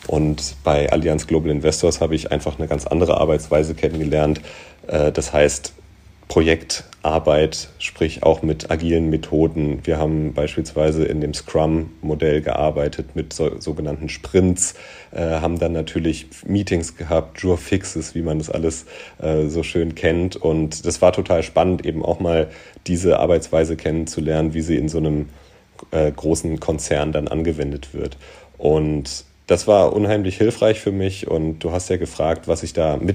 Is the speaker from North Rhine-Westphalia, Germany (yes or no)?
yes; North Rhine-Westphalia, Germany; born there; komme gebürtig aus der Nähe von Düsseldorf, wohne jetzt aber schon seit mehr als 20 Jahren im Rhein-Main-Gebiet und würde mich da auch zu Hause ähm, fühlen.